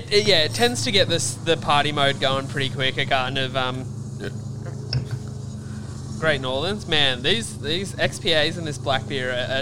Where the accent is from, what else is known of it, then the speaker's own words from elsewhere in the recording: New South Wales, Australia; now in New Zealand; we're from New South Wales originally in Australia